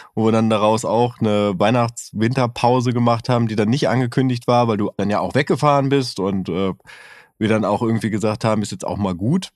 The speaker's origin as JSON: {"language": "German", "region": "North Rhine-Westphalia", "country": "Germany", "said": "Ich bin aus Westfalen"}